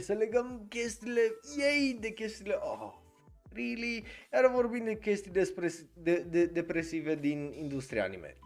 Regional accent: Cluj-Napoca, Cluj County, Romania; eu sunt din Cluj

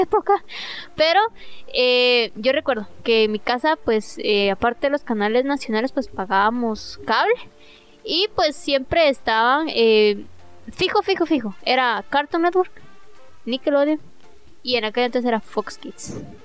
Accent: Guatemala; nosotros vivimos en, somos de Guatemala

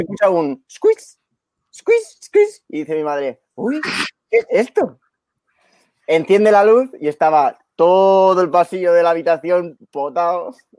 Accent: Badalona, Catalonia, Spain; De, de Badalona soy, justo, aquí al lado

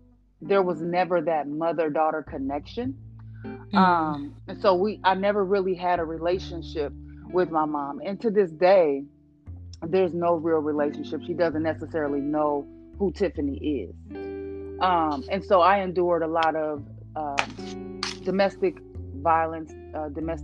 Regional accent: Springfield, Illinois, United States; I grew up in Illinois, in Springfield, Illinois, Midwest girl.

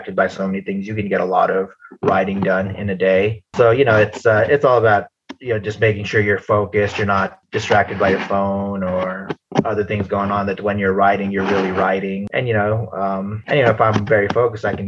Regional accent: United States; I grew up in the States

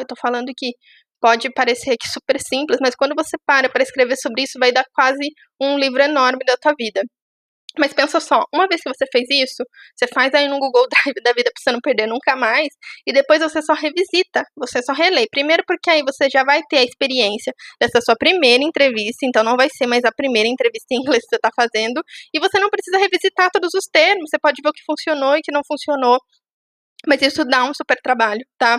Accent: Itu, interior of São Paulo, Brazil; moved away as an adult; now in São Paulo, Brazil; moro em São Paulo, sou de Tu, uma cidade do interior de São Paulo.

